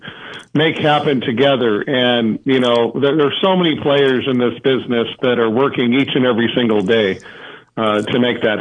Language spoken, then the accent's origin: English; Visalia, California, United States; I live in Central California, raised in Visalia